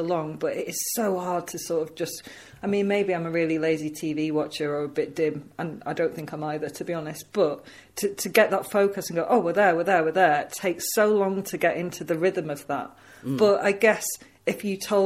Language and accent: English; the North, England, United Kingdom; accent: Northern; I'm too northern